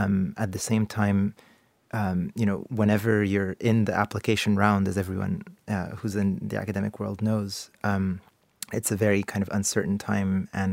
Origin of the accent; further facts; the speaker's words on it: Canada; now in United Kingdom; I'm a Canadian citizen working in the UK, and my stay in the UK is kind of conditional on a job that I could get here, right?